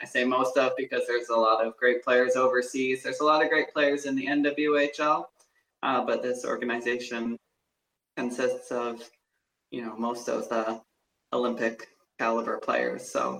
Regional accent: southwestern Ontario, Canada; traveling around the southwestern Ontario region to play for my city.

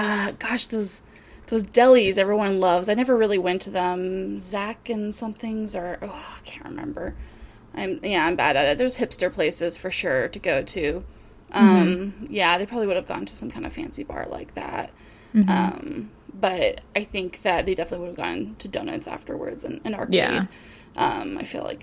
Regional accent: Portland, United States; my hometown of Portland

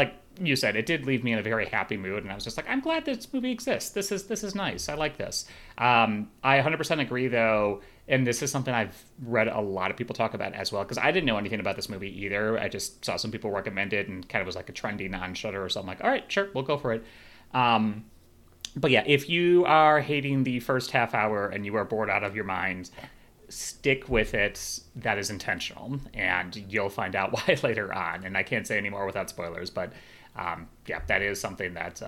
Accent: Chicago, Illinois, United States; moved away; When I went back to Chicago, my hometown

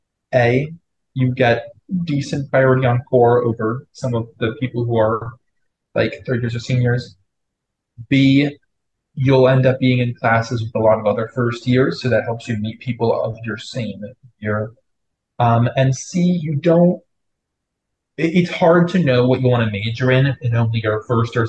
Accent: Florida, United States; moved away as an adult; I'm from Florida

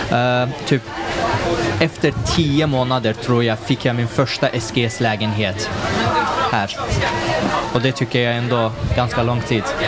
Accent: Sundsvall, Västernorrland County, Sweden; moved away as an adult; now in Gothenburg, Sweden; jag kommer själv från Sundsvall, Norrland

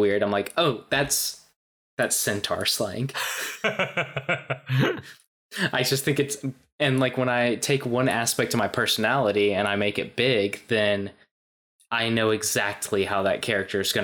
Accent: Southeast Georgia, United States; I grew up in Southeast Georgia, like way to the southeast

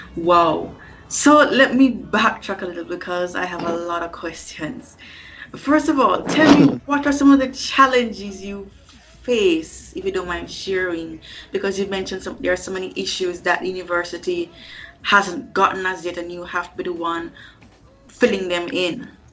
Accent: Kingston, Jamaica; the certified diva from kingston jamaica which is located in the caribbean

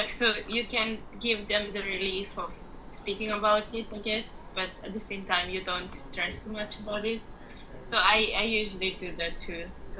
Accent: Italy; born or raised there; moved away as an adult; now in Japan

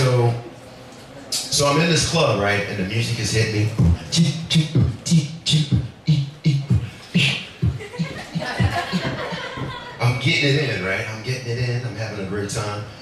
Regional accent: New Orleans, Louisiana, United States; I am originally from New Orleans, Louisiana

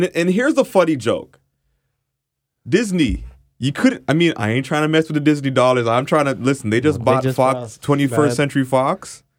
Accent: Jamaica; So obviously Jamaican, being Jamaican, ackee saltfish, dumpling, boiled or fried.

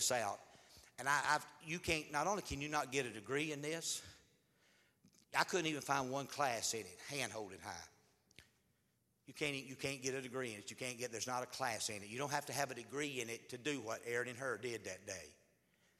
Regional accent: Pea Ridge, Alabama, United States; where I grew up in Pea Ridge, Alabama, as a boy

